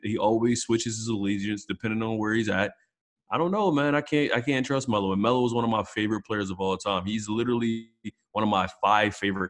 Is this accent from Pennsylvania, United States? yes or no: yes; Philadelphia, Pennsylvania, United States; You know me, I say I'm from North Philadelphia.